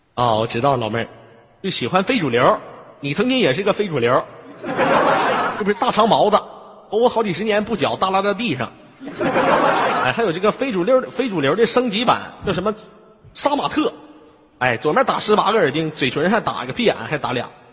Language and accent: Chinese; Inner Mongolia, China; 来自于美丽的大草原，内蒙古